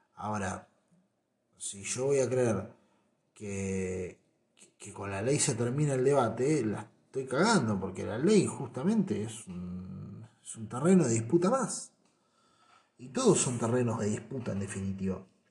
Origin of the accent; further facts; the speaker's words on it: Argentina; Me gusta ser argentino